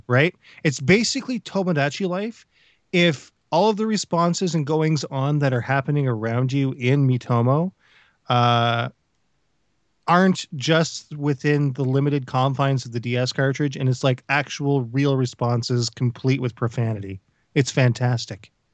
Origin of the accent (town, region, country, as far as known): Canada